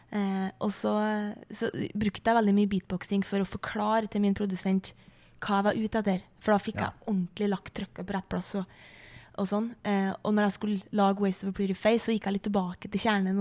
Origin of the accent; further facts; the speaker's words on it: Flatanger, Trøndelag, Norway; hjemme i Flatanger